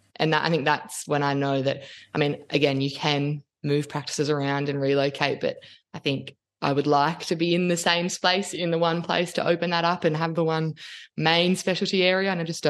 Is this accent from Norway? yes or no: no; Sydney, New South Wales, Australia; accent: thick Australian; I grew up in Sydney.